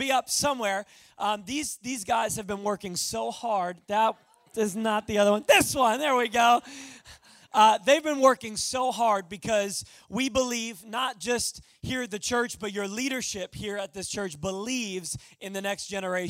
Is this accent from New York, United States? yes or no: yes; Long Island, New York, United States; moved away; I am originally from Long Island, New York